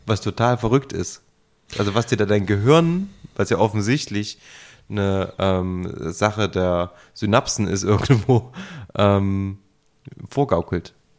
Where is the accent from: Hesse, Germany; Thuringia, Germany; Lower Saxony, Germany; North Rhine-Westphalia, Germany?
Thuringia, Germany; Jena; moved away; ich komme ja ursprünglich aus Jena